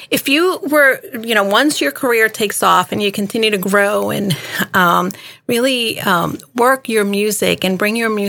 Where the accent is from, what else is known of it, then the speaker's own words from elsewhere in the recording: Miami, Florida, United States; also born or lived in New York; now in Washington, United States; city girl, you know, between Miami and New York and now in DC.